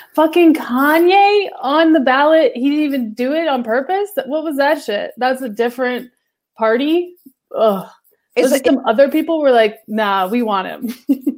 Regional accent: the South, United States; I'm from the South and I grew up around a lot of them

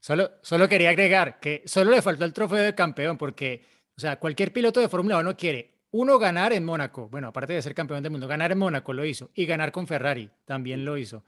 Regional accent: Colombia; yo soy colombiano

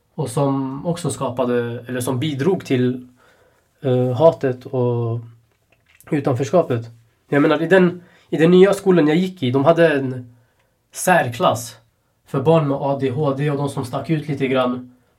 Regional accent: Sweden; Jag är ändå född i Sverige

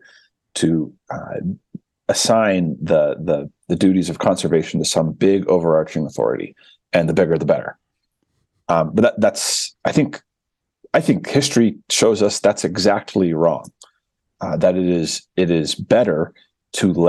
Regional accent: Utah, United States; my home state of Utah

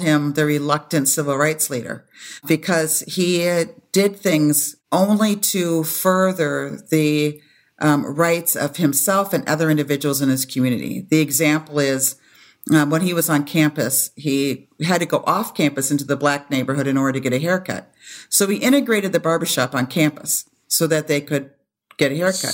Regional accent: Madison, Wisconsin, United States; also born or lived in Toronto, Canada; now in Minneapolis, United States; I was born in Toronto, Canada. moved to the States when I was a baby, and we moved to Madison, Wisconsin

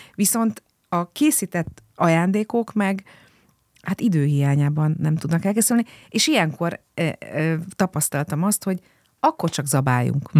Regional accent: Budapest, Hungary; Én budafoki vagyok

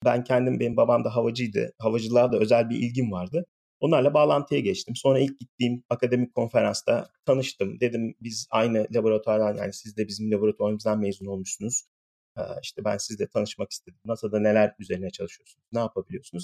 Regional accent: İzmir, Turkey; moved away as an adult; also born or lived in Ankara, Turkey / Pittsburgh, United States / Austin, Texas, United States; now in California, United States; İzmir doğumluyum. İlkokul, ortaokul, lise öğrenimi falan bir İzmir'de yaptım.

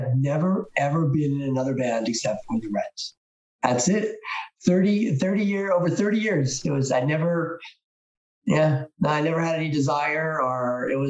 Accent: New Jersey, United States; Yeah. Born and raised in New Jersey. You lived mostly in South Jersey.

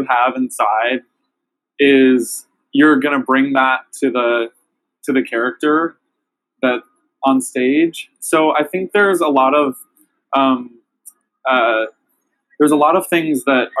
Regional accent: Lorain, Ohio, United States; moved away; I grew up on the Great Lakes, and so where? Lake Erie, near Cleveland.

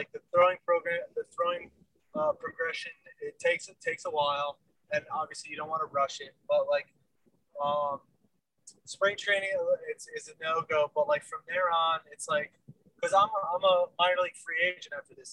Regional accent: Connecticut, United States; now in Arizona, United States; I'm from Connecticut

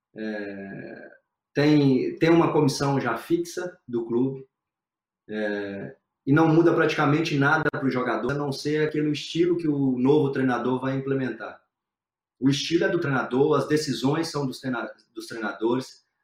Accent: Brazil; moved away as an adult; now in England; eu sou brasileiro, 100% brasileiro

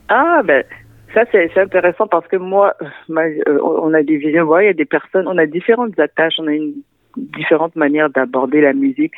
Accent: Central African Republic; now in Montreal, Canada; je viens de la République centrafricaine, donc mon héritage aussi culturel

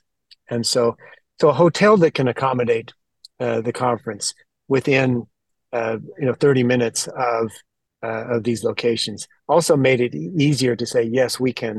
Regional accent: Utah, United States; Since I'm from Utah and practice here

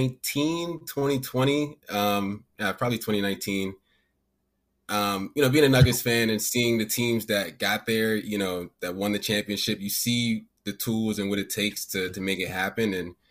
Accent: Maryland, United States; I'm from Maryland.

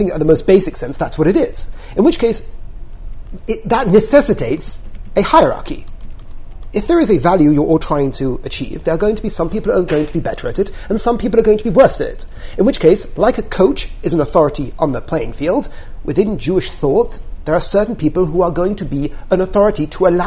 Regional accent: England, United Kingdom; we're English

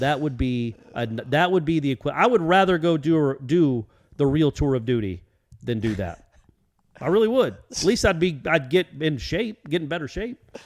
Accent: Atlanta, Georgia, United States; I grew up in Atlanta

